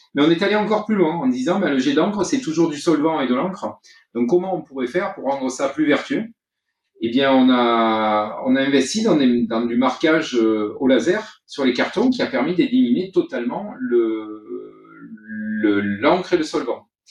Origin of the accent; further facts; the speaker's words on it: Vaucluse, Provence-Alpes-Côte d'Azur, France; ma région d'origine qui est le Vaucluse